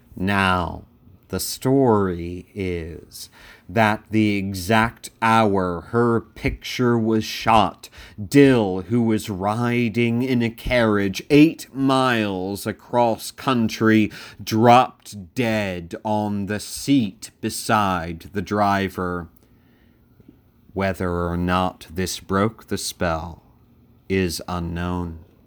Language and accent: English; Sussex County, Delaware, United States; I grew up in Sussex County, Delaware, the most rural of counties in the first state